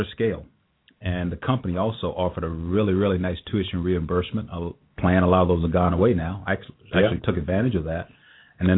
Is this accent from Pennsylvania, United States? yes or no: no; South Carolina, United States; moved away as an adult; now in Cincinnati, United States; I grew up in South Carolina many years ago